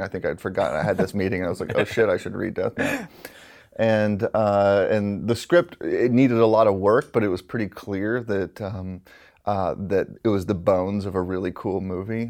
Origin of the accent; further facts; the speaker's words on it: Alabama, United States; I'm from Alabama, and you know, growing up out there